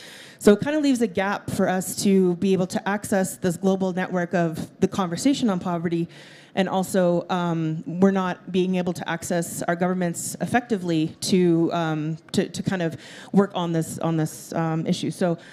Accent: Treaty 9 territory, Northern Ontario, Canada; I'm from the Treaty 9 territory in Northern Ontario in Canada that has 49 First Nations, most of which are not accessible by road.

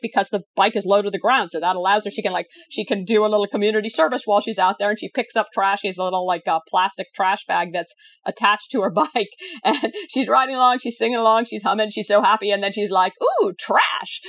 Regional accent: Virginia, United States; your state of Virginia, which is actually my, my home state too

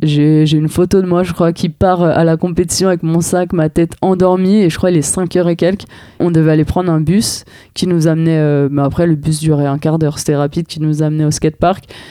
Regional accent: Paris, Île-de-France, France; en tant que parisienne

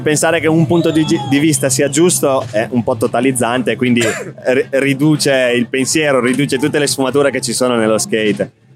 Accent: Reggio Emilia, Emilia-Romagna, Italy; now in Milan, Italy; Reggio, sono di Reggio Emilia

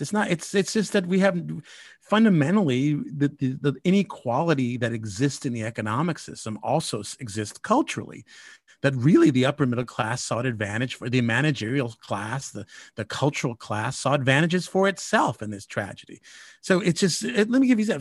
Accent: United States; as Mexican American

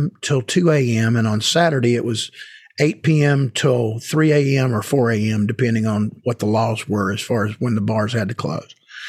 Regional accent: Marietta, Georgia, United States; So early on, I went down to a local music store in my hometown in Marietta, Georgia

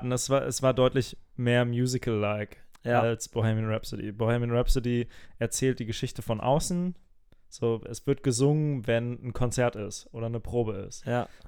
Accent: Hesse, Germany; es gibt in Hessen, ich komme aus Hessen, gibt es den Hessentag

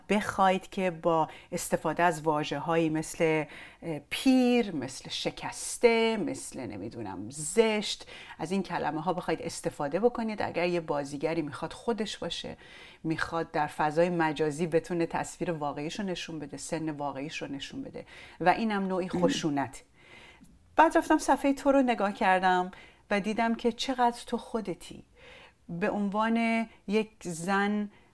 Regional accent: Iran; now in Germany; من یه آدمی هم که از ایران اومدم بیرون و به تو این جامعه مهاجرم

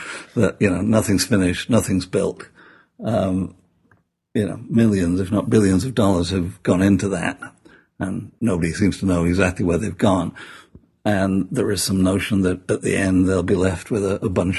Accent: Sheffield, Yorkshire and the Humber, United Kingdom; moved away; Sheffield, my hometown

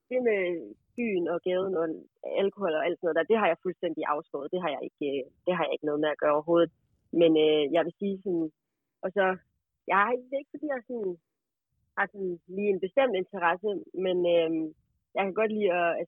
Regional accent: Aalborg, North Denmark Region, Denmark; der, hvor jeg kommer fra, der går man jo i gaden og i Aalborg.

